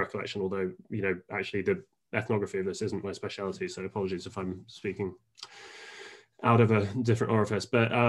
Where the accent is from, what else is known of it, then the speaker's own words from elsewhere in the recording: Japan; born there; I was born in Japan. My mum was a journalist out there with The Economist, and my dad was a lawyer, shipping lawyer.